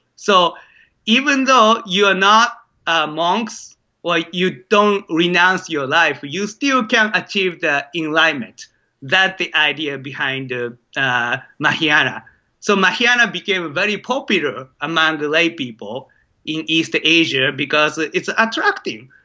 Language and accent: English; Maebashi, Gunma, Japan; moved away as an adult; now in United States; it's called Maebashi, Maebashi City in Japan